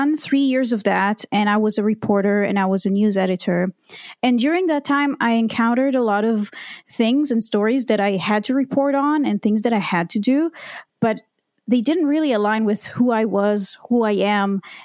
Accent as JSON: {"language": "English", "country": "Israel", "tie": "born or raised there", "said": "I was born and raised in Israel"}